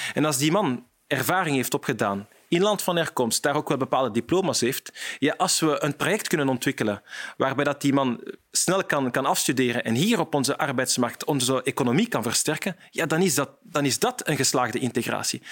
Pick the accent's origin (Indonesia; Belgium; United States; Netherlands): Belgium; Vilvoorde, Flanders; ik ben van Vilvoorde